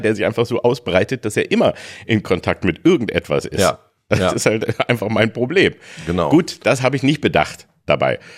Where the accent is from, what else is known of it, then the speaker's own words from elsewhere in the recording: Peine, Lower Saxony, Germany; now in Berlin, Germany; Bei uns hieß es Schützenfest in Peine